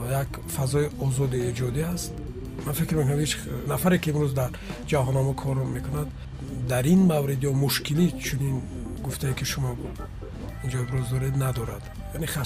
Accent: Joybodon, Districts of Republican Subordination, Tajikistan; born there; ман як нуктаро бояд бигӯям ки соли 1973 дар ҷумҳурии тоҷикистон буд ба дунё омадам

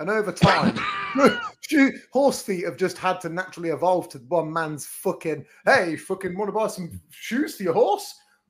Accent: England, United Kingdom; as English twats.

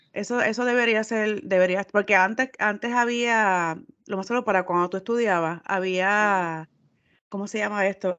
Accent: Puerto Rico; nosotros somos de Puerto Rico

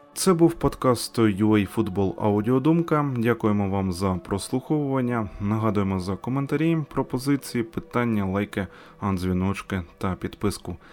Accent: Ukraine; Ми з України

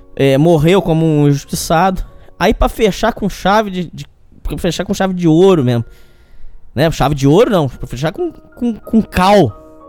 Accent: Brazil; a gente, como brasileiro

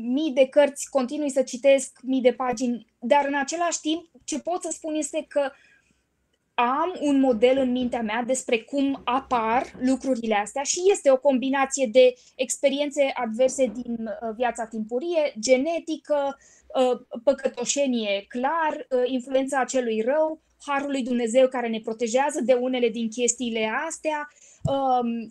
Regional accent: Bucharest, Romania; Sunt din București, 100%

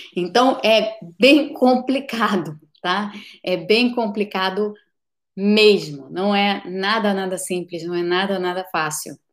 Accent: Brazil; now in United States; eu sou brasileira, moro aqui nos Estados Unidos

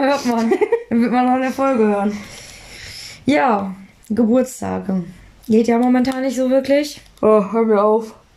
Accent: Duisburg, North Rhine-Westphalia, Germany; moved away; bei uns in Duisburg

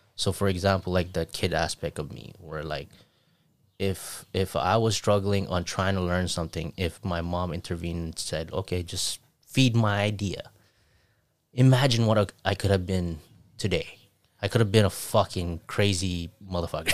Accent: Saipan, Northern Mariana Islands; moved away

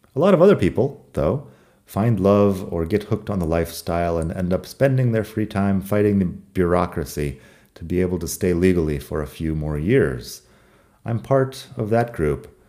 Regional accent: United States; now in Madrid, Spain; I'm from the United States

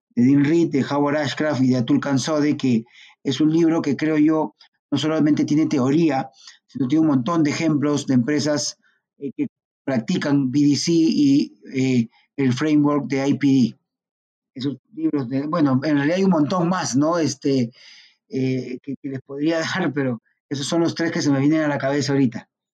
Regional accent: Peru

